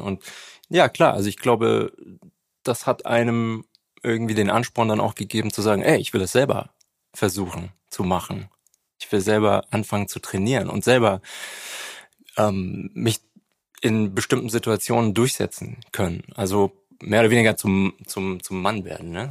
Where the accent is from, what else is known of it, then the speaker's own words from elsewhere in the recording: Nuremberg, Bavaria, Germany; also da, wo ich aufgewachsen bin, in Nürnberg